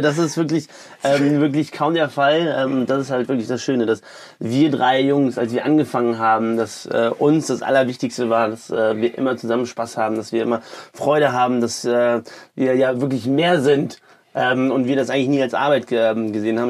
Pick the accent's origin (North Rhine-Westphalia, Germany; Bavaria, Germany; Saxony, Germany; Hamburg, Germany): North Rhine-Westphalia, Germany; Düsseldorf; kommen gebürtig aus Düsseldorf